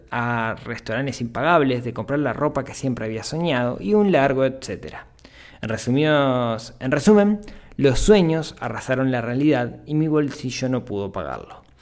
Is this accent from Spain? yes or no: no; Colombia; Yo soy colombiano y por esos años, una mezcla de corrupción, violencia e inestabilidad económica se cernía sobre el país.